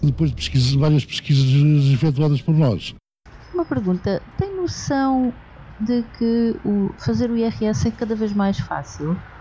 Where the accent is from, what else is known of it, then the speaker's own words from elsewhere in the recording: Portugal; porque somos portugueses